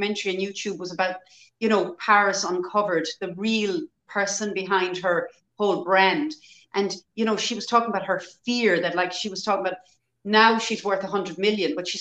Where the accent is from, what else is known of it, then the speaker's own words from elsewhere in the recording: Ireland; in Ireland, our historically as Irish people, we were always very poor